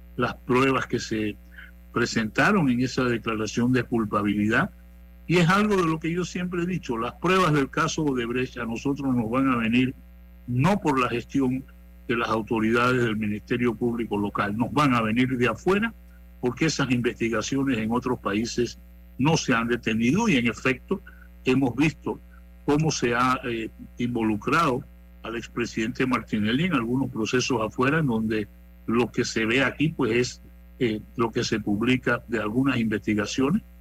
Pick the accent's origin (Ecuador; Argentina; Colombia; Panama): Panama; nosotros como panameños